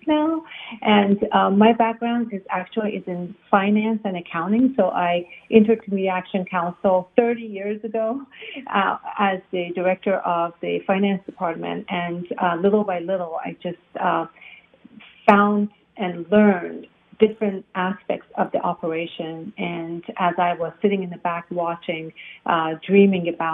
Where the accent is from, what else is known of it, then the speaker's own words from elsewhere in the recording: Iran; now in United States; I'm originally from Iran. So I migrated to the United States because of the revolution in Iran